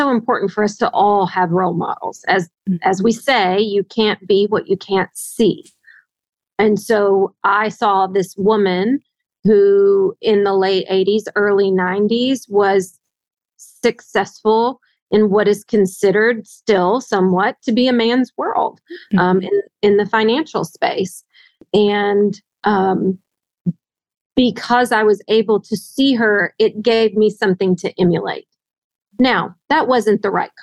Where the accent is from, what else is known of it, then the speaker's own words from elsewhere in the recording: Northwest Arkansas, United States; I grew up in a town of 1,400 people in Northwest Arkansas